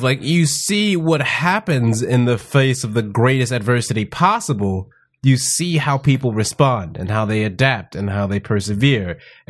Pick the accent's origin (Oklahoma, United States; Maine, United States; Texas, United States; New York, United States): Texas, United States; Houston; Houston. Born and raised in Houston, Texas.